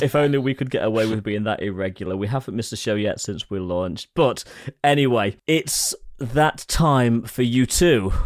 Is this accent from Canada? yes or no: no; England, United Kingdom